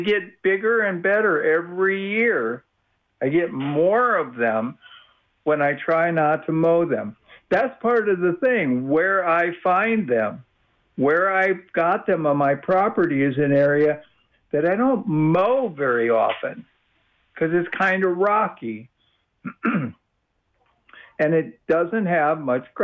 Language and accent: English; Midwest, United States; now in Austin, United States; I'm from the Midwest